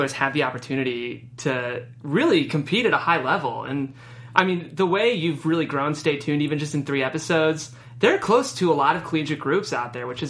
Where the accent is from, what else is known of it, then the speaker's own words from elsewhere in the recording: Cleveland, Ohio, United States; You know, I'm actually from Cleveland.